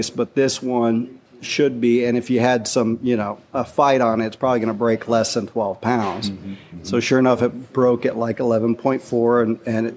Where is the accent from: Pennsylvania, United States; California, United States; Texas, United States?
Texas, United States; Port Isabel; I'm from Port Isabel, Texas, which is down there across the Laguna Madre from South Padre Island. I grew up on a cattle ranch down there and grew up fishing.